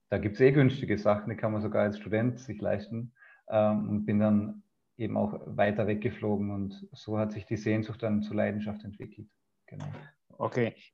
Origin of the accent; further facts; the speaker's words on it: Vorarlberg, Austria; Genau, also ich bin in Freiberg geboren, ganz im Westen von Österreich, eben am Bodensee. Äh, und wir waren vier Kinder daheim.